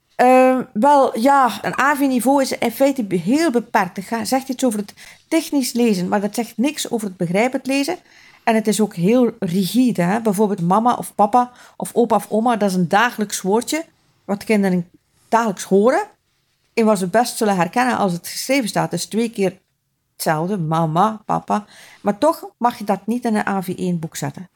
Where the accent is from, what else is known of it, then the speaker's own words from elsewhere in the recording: West Flanders, Belgium; ik ben van West-Vlaanderen